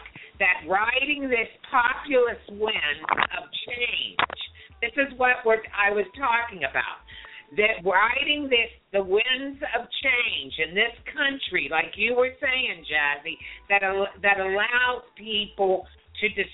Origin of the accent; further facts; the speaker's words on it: Ohio, United States; I'm from Ohio